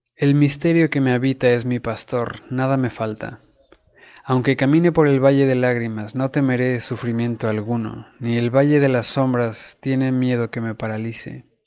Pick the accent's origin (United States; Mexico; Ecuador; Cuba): Mexico; como buenos católicos mexicanos